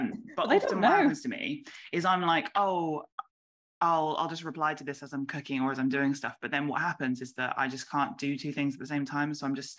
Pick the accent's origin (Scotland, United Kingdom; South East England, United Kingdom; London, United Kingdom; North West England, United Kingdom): North West England, United Kingdom; Warrington; I'm from Manchester, but not really. I'm from Warrington